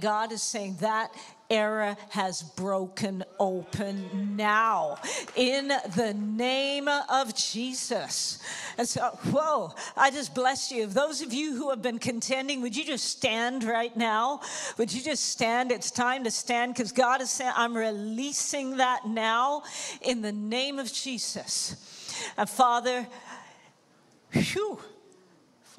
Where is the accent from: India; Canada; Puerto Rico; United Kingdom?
Canada; Toronto, Ontario; moved away as an adult; also born or lived in Jamaica; now in Amsterdam, Netherlands; my family moved to Toronto in Canada. And so that's where I grew up